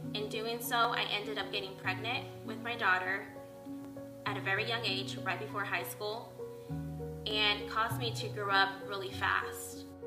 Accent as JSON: {"language": "English", "town": "Las Vegas", "region": "Nevada", "country": "United States", "said": "I'm from Las Vegas"}